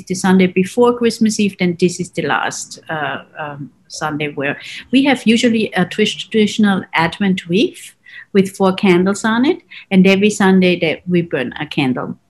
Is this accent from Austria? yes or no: yes; Salzburg, Austria; I come from Salzburg